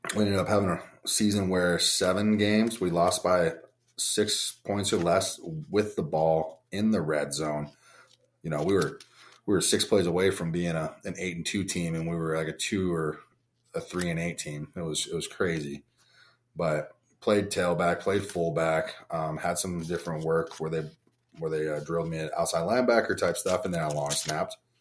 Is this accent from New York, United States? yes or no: no; Bigfork, Montana, United States; also born or lived in Huntington Beach, California / Bakersfield, California; I was born in Huntington Beach, moved to Bakersfield, then I moved to Big Fork, Montana when I was five